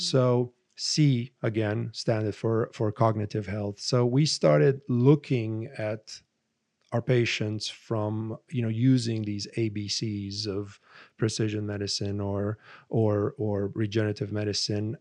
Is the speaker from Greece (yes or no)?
no; Romania; moved away as an adult; my father was an infectious disease specialist and growing up in Romania